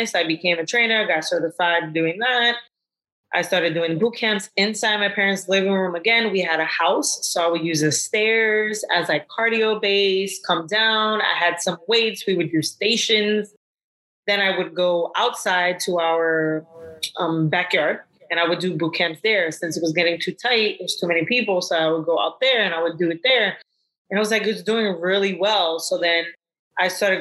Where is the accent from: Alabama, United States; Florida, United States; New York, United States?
New York, United States; New York City; where I grew up in Brooklyn